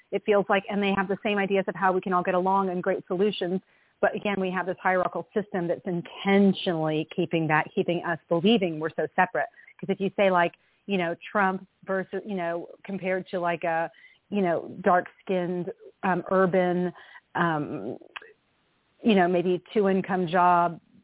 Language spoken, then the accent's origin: English; Tennessee, United States; now in North Carolina, United States; I grew up in Tennessee